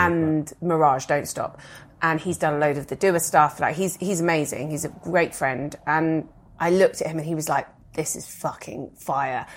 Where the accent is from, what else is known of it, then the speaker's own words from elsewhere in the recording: United Kingdom; as a British person